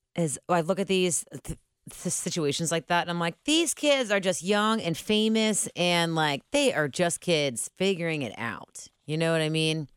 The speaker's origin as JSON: {"language": "English", "town": "Cincinnati", "region": "Ohio", "country": "United States", "said": "My family come, we're originally from the West Side."}